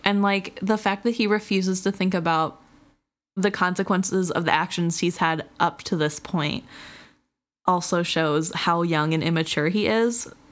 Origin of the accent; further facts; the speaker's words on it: Missouri, United States; moved away as an adult; now in Wisconsin, United States; I am not originally from the state of Wisconsin. And when I moved up here for college, everybody made fun of me. I was from Missouri